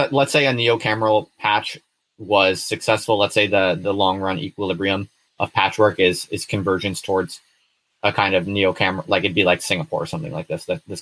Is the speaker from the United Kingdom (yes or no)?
yes; Hull, Yorkshire and the Humber, United Kingdom; I'm from Hull originally.